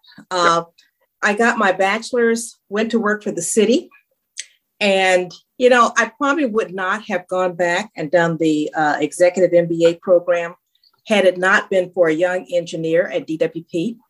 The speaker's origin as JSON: {"language": "English", "town": "Los Angeles", "region": "California", "country": "United States", "tie": "born or raised there", "said": "South Central Los Angeles, okay."}